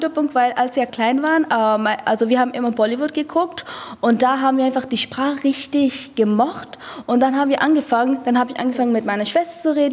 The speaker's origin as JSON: {"language": "German", "region": "Kunar", "country": "Afghanistan", "second_language": "German", "moved": "yes", "lives_now": "Berlin, Germany", "said": "Also wir kommen aus Konar. Afghanistan und wir sind seit September 2014 sind wir hier."}